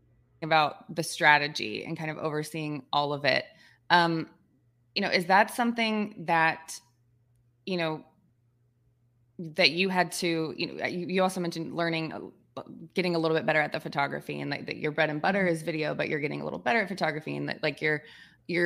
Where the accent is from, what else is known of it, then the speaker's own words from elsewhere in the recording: Georgia, United States; I'm being from Georgia. Georgia Southern's a team that it's very easy to follow.